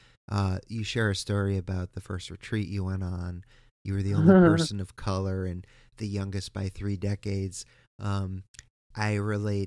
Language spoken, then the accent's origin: English; East Coast, United States; I am from the East Coast